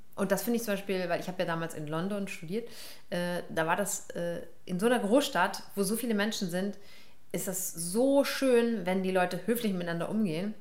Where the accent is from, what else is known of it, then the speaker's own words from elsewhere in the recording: Karlsruhe, Baden-Württemberg, Germany; meine Mutter ist Irin, mein Vater ist Pakistani, die haben sich in Hamburg kennengelernt und mich in Karlsruhe produziert